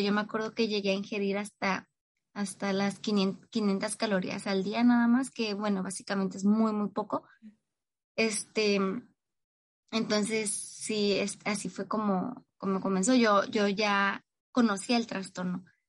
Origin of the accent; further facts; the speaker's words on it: Tijuana, Baja California, Mexico; Soy de Tijuana, Baja California, México